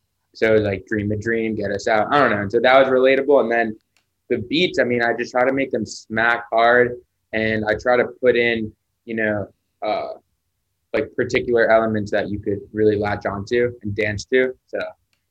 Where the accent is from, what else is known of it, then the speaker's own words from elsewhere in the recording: Hollywood, Florida, United States; I'm from Florida, from Hollywood, Florida.